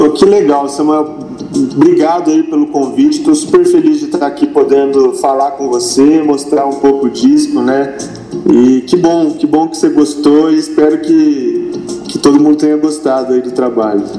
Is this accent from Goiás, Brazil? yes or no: no; interior of São Paulo, Brazil; eu sou do, aqui do interior de São Paulo